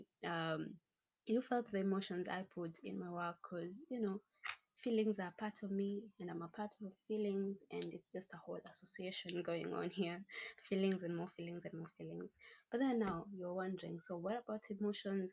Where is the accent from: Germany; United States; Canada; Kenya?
Kenya; I'm proudly Kenyan